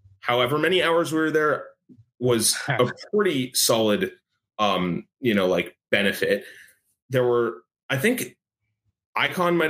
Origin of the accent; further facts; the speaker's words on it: New York, United States; I grew up in New York